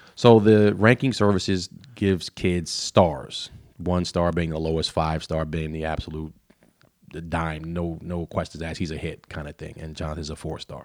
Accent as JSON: {"language": "English", "town": "Baltimore", "region": "Maryland", "country": "United States", "tie": "born or raised there", "also_born_or_lived": "Dundalk, Maryland / Tennessee", "said": "I grew up in East Baltimore off of, uh, North Avenue in Rutland"}